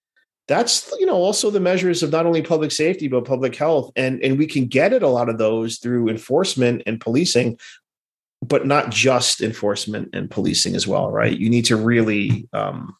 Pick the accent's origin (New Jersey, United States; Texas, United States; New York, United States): New York, United States; New York City; moved away as an adult; I was born in Brooklyn in the mid-70s